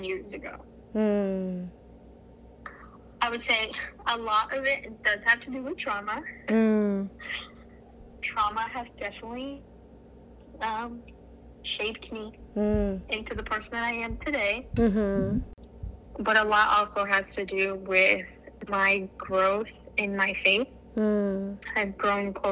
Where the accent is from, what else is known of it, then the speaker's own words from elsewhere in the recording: Fort Lauderdale, Florida, United States; moved away as an adult; now in New Jersey, United States; I was born in Fort Lauderdale, Florida.